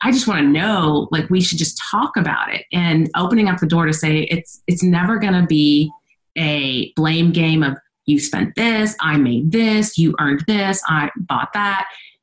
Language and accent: English; Texas, United States; I'm from Texas